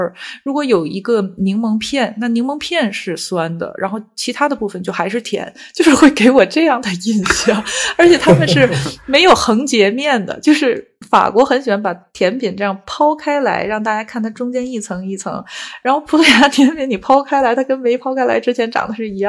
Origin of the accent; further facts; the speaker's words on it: Tianjin, China; moved away as an adult; now in France; 因为我是天津人嘛